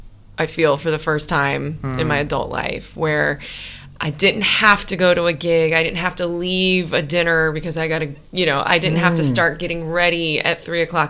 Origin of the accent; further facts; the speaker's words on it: Hawaii, United States; also born or lived in Missouri; we moved to Hawaii from Missouri